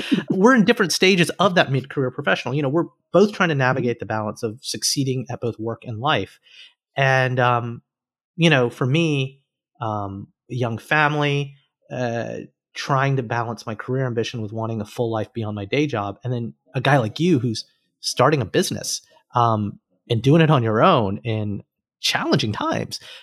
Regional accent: Alabama, United States; moved away as an adult; also born or lived in Cincinnati; I was an engineer from Alabama

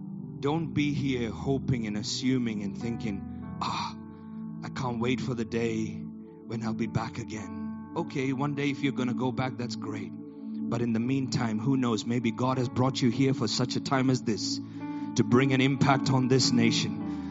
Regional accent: Botswana; also born or lived in Nigeria / India / Middle East; now in United Kingdom; I too am an immigrant. I was born in Nigeria, grew up in Botswana, spent my life in India and the Middle East.

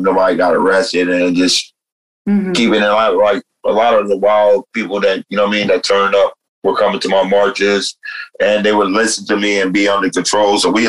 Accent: New Jersey, United States; moved away; When I came out here from New Jersey, I came out here during City Hall, during the Occupy City Hall movement.

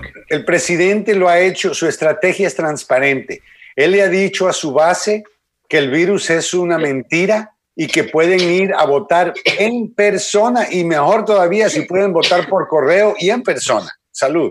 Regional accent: Miami, Florida, United States; also born or lived in Guatemala; yo me crié en Miami

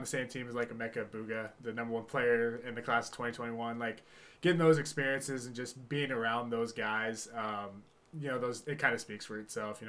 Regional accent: Littlerock, Washington, United States; I'm from Little Rock, Washington, went to Tumwater High School

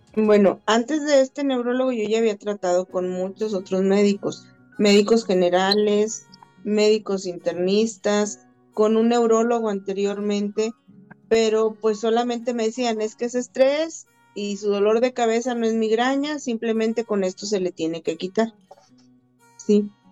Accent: Saltillo, Coahuila, Mexico; yo soy originaria de Saltillo, Coahuila

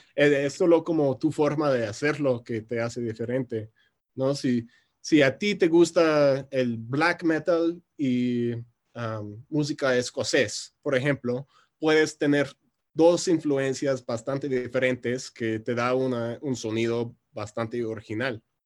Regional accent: Chicago, Illinois, United States; Spanish is a second language; moved away as an adult; now in Mexico City, Mexico; soy originario de Chicago, pero ya llevo como seis años viviendo en la Ciudad de México. Por eso el acento tan extraño

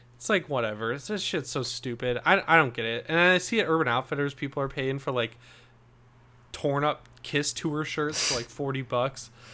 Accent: Michigan, United States; I'm from Michigan.

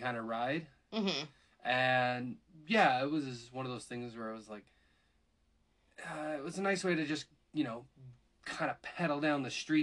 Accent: Canada; I said Z, I'm Canadian

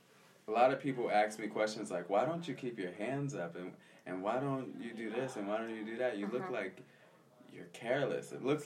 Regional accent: Philadelphia, Pennsylvania, United States; Yeah, I was born in the States. I was born in Philadelphia, mm-hmm. West Philadelphia, born and raised. But I grew up in Southwest Philadelphia. My mom is from Philadelphia, and my dad is from Santos. So it's kind of a weird mix of being Brazilian and American at the same time.

